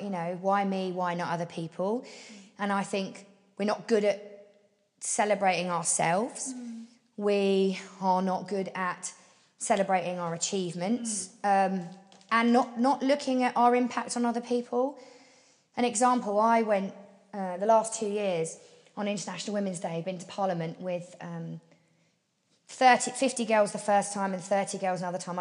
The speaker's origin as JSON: {"language": "English", "town": "Portsmouth", "region": "South East England", "country": "United Kingdom"}